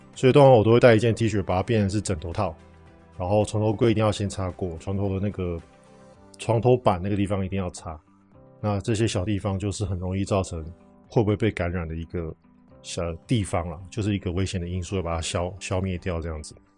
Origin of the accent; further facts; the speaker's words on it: Taiwan; 我们台湾人